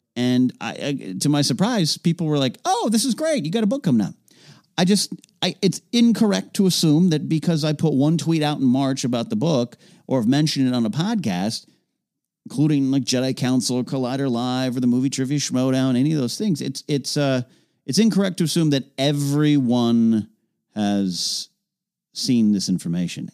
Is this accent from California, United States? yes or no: yes; Central Coast, California, United States; my hometown of Central Coast